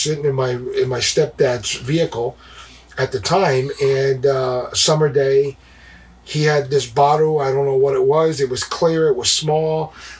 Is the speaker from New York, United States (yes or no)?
yes; New York City, New York, United States; born and raised in Brooklyn, New York.